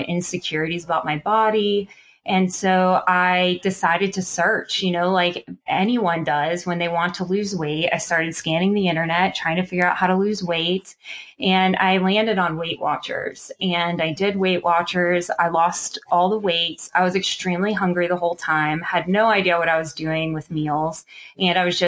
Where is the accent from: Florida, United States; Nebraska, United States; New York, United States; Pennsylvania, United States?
Pennsylvania, United States; Pittsburgh; I'm from Pittsburgh, Pennsylvania